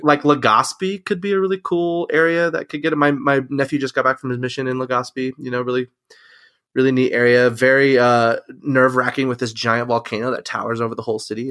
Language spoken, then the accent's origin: English; Mesa, Arizona, United States; I'm from Mesa, Arizona